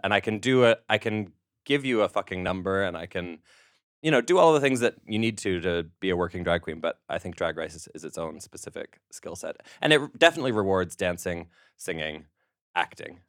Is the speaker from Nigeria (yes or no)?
no; Canada; now in United Kingdom; As a Canadian living in Britain working in America